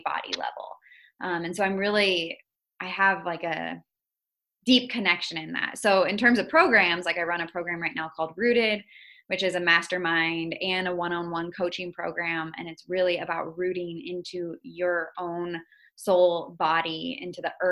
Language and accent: English; Iowa, United States; also born or lived in Indonesia; I grew up in Iowa.